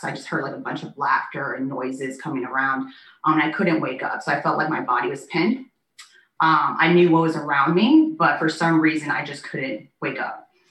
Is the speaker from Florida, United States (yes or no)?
yes; Naples, Florida, United States; also born or lived in Wichita, Kansas; I was raised and currently reside in Naples, Florida.